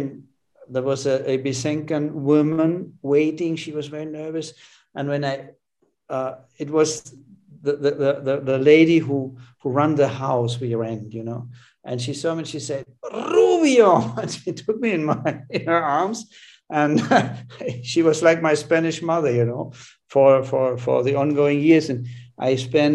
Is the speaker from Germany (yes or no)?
yes; Germany; moved away as an adult; I love Germany. I'm going back to my hometown quite often, but I'm staying here.